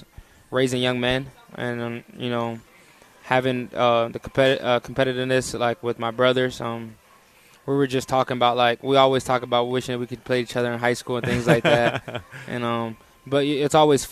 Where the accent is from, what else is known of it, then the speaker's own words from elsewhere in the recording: Tampa, Florida, United States; moved away as an adult; now in Harrisonburg, United States; I grew up in Tampa